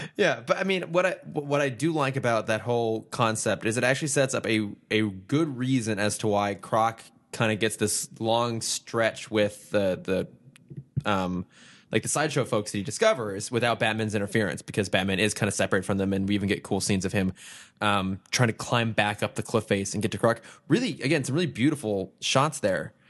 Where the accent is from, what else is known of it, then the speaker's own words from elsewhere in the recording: Northern California, United States; I'm from California